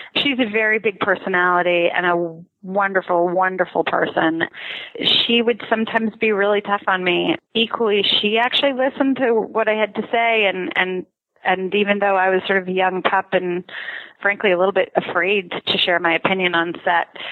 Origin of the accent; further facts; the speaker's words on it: Canada; I grew up in Canada